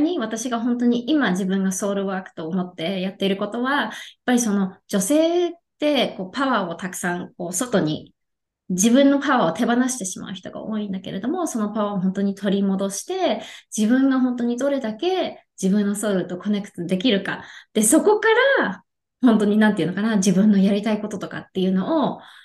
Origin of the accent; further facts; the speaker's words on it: Yokohama, Kanagawa, Japan; now in Texas, United States; 出身は横浜で、今は、えっ、と、テキサスに住んでいるんですね。